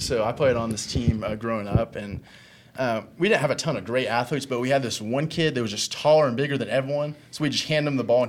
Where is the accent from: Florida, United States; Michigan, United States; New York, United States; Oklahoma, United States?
Michigan, United States; Owosso; being from Owosso